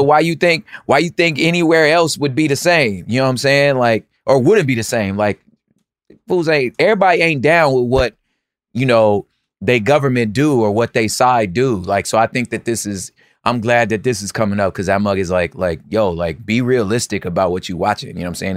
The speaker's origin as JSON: {"language": "English", "region": "California", "country": "United States", "said": "I'm a Californian"}